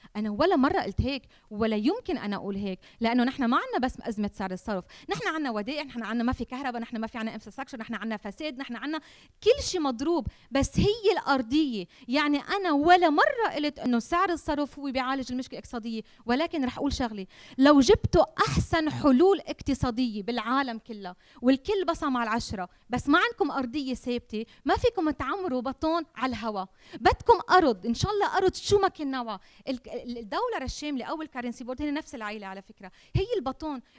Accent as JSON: {"language": "Arabic", "country": "Lebanon", "said": "أنا لبنانية وما بحمل غير جنسية"}